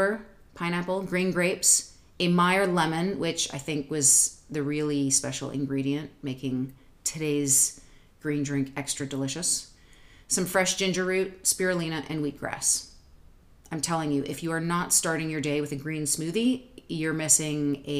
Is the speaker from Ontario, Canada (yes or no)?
yes; Toronto, Ontario, Canada; moved away as an adult; also born or lived in New York City / Southwest Missouri; now in United States; Toronto, Canada. I was born at St. Joseph's Hospital